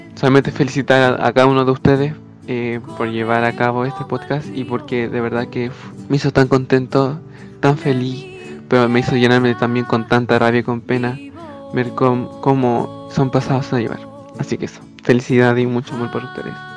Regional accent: Chile; vivimos la gente afrodescendiente en Chile

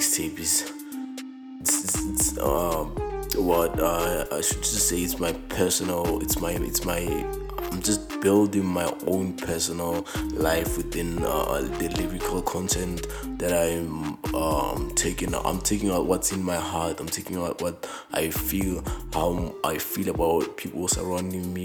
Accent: Mahikeng, North West, South Africa; born and bred in Mafikeng province. I mean, the northwestern province, based in Mafikeng.

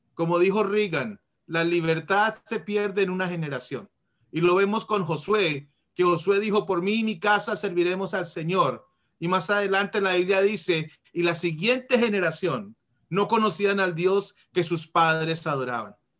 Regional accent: Colombia; moved away as an adult; now in Washington, D.C., United States; Vivo en Washington, D.C., cerca de Washington, D.C., original de Colombia. Uh, ah, inmigré a los Estados Unidos cuando tenía como 19 años

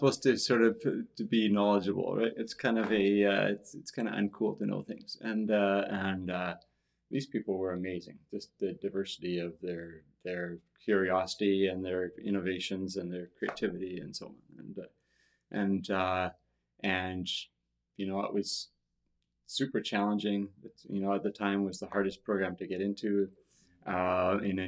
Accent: Tsawwassen, British Columbia, Canada; moved away as an adult; now in Victoria, Canada; So I grew up in Tawasin, far away from here on the other side of the ocean. And for those of you who don't know where that is, it's Greater Vancouver area

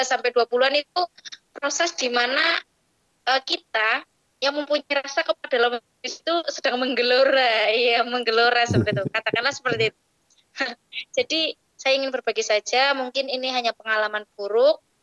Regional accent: Banjarnegara, Central Java, Indonesia; asal dari Banjarnegara. Dan sekarang sedang menempuh pendidikan S1 di IAIN Salatiga.

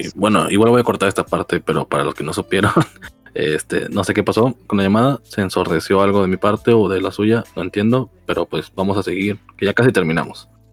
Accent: Mexico

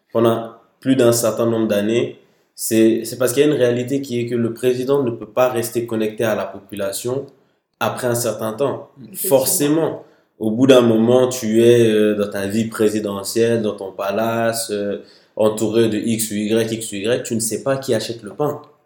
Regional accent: Mali; moved away as an adult; also born or lived in Paris, France; now in France; Je suis né à Paris, sauf que j'ai grandi au Mali de, des quelques mois après ma naissance jusqu'à mes 18 ans.

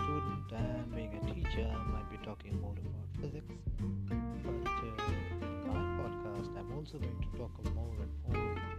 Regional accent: India; Since I'm from India

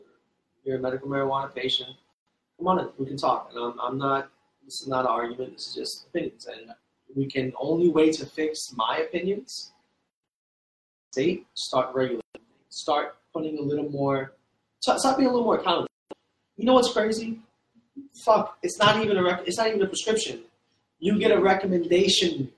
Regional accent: Fort Lauderdale, Florida, United States; also born or lived in Trinidad; So my parents from Trinidad, I grew up in Fort Lauderdale

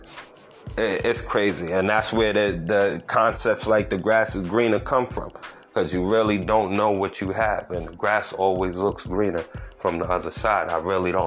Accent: Yonkers, New York, United States; moved away as an adult; now in North Carolina, United States; I grew up in Yonkers, New York

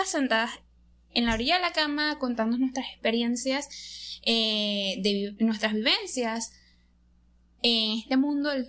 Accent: Venezuela; Soy de Venezuela.

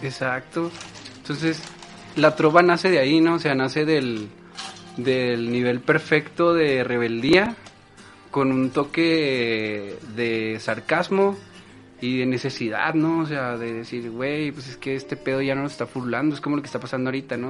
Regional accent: Chihuahua, Mexico; soy originario de Chihuahua, Chihuahua.

